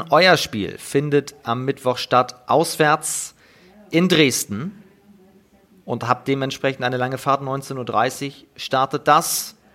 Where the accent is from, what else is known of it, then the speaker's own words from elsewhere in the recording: Netherlands; German is a second language; Ich bin das als Holländer eigentlich gar nicht gewohnt